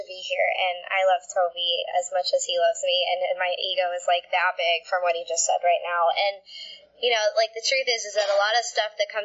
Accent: Florida, United States; also born or lived in Connecticut; we moved down to Florida when I was like 5 or 6

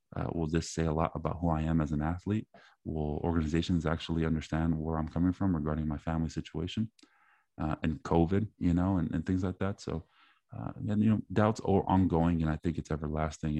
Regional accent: East Palo Alto, California, United States; one of my neighbors growing up in East Palto

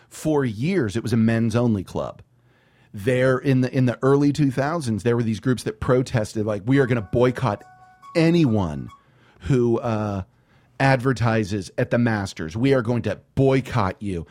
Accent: San Antonio, Texas, United States; I'm from San Antonio

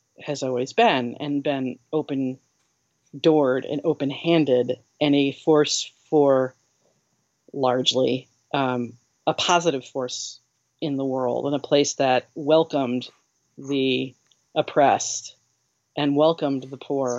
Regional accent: Ireland; the reason we care so much about America is because we're Irish

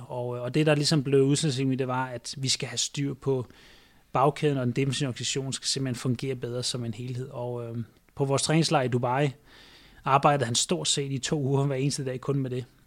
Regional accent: Denmark; moved away as an adult; now in China; jeg er fra Danmark

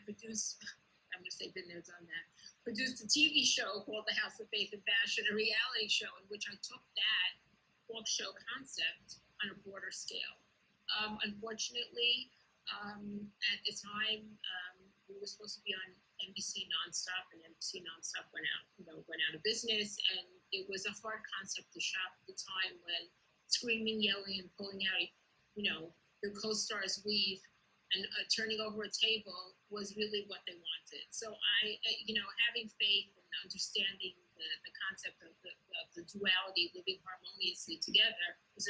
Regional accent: New York City, New York, United States; I was raised in Kew Garden Hills, in Orthodox communion, Kew Garden Hills.

